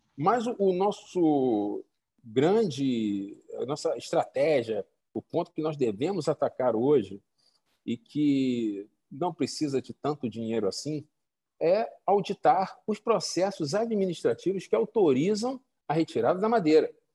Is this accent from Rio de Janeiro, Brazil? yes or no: yes; Rio de Janeiro, Brazil; moved away as an adult; also born or lived in Roraima / Maranhão; now in Amazonas, Brazil; Eu sou carioca, vim para a Amazônia tem 10 anos, trabalhei em Roraima, Maranhão, que fica na Amazônia Legal, e, aqui no, no, Amazonas agora